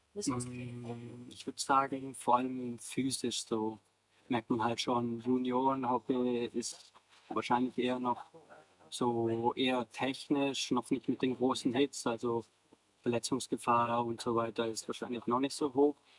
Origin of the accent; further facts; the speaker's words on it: Davos, Graubünden, Switzerland; moved away as an adult; now in Bayreuth, Germany; ursprünglich komme ich aus der Schweiz. Ähm, ich bin, äh, bin da aufgewachsen und habe dann mein ganzes Leben eigentlich in Davos gelebt